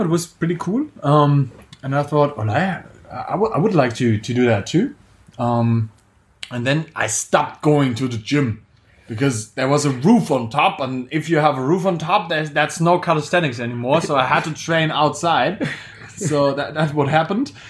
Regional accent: Germany; I'm from Germany actually

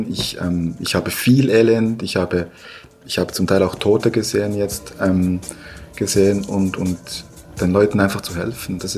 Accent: Bern, Switzerland; accent: Bernese German; ich bin in der Schweiz geboren, ähm, aber ich sage immer, äh, mein, mein, ähm, mein Blut ist eigentlich 100% äh, kolumbianisch. Nichts mit der Schweiz zu tun, ich bin hier aufgewachsen. Ich spreche besser Berndeutsch als, äh, als Spanisch, absolut.

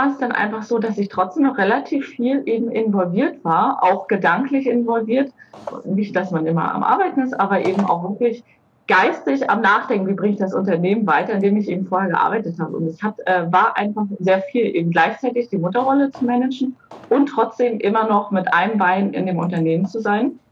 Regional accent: Boizenburg, Mecklenburg-Vorpommern, Germany; also born or lived in Baden-Württemberg; bin ich auch in Baden-Württemberg geboren und als ich gerade geboren wurde, ähm, ist meine Familie hierher nach Bolzenburg gezogen. Mhm. Also ich, gebürtig bin ich tatsächlich aus Baden-Württemberg, aber ja, verwurzelt bin ich nun mal in Mecklenburg-Vorpommern.

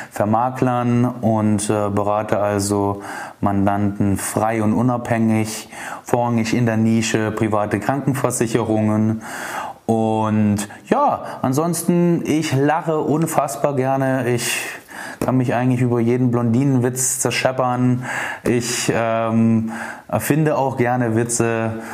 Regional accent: Dresden, Saxony, Germany; Also, ich bin am 26.10.1988 geboren in Dresden, wohne auch immer noch hier. Ich liebe diese Stadt

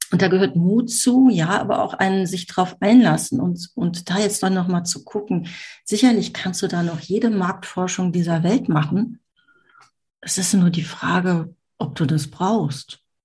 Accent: Düsseldorf, North Rhine-Westphalia, Germany; Ich komme aus Düsseldorf, wohne jetzt am Stadtrand von Düsseldorf.

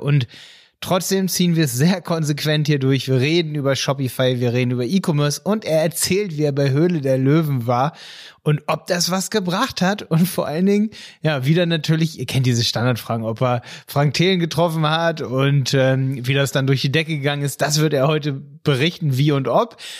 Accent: Hanover, Lower Saxony, Germany; ich komme aus Hannover, bei Hildesheim.

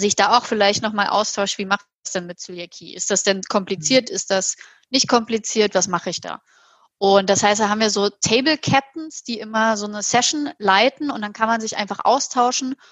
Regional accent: Halle, Saxony-Anhalt, Germany; now in Hamburg, Germany; Aus meiner Heimatstadt Halle

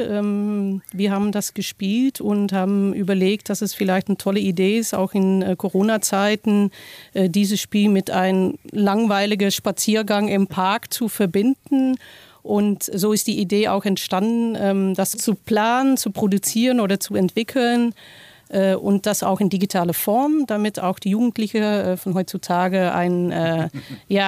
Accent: Netherlands; German is a second language; now in Kassel, Germany; Ich äh, bin Niederländerin, seit 20 Jahren jetzt äh, in Deutschland, auch 20 Jahre in Kassel

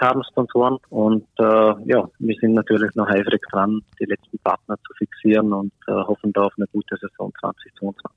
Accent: Austria; bei uns in Österreich

